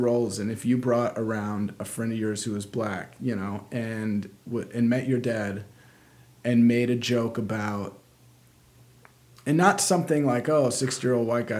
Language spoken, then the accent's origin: English; South Carolina, United States; I'm from South Carolina, and so when I go back around those people, I had folks in Alabama, my accent will start to come out